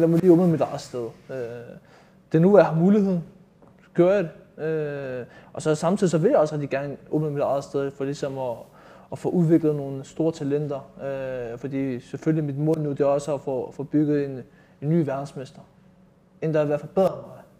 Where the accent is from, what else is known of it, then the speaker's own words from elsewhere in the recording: Copenhagen, Capital Region of Denmark, Denmark; jeg er født og opvokset i Nordvest